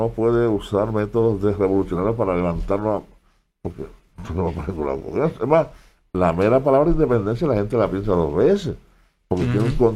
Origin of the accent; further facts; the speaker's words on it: Guayama, Puerto Rico; yo, soy de Guayama, vivo allí, en Guayama.